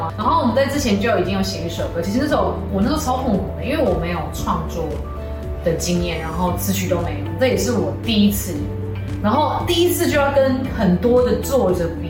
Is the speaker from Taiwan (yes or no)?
yes; Hualien County, Taiwan; first language Taiwanese indigenous language; Chinese is a second language; moved away; 我本来就住在花莲，就是靠山这样子，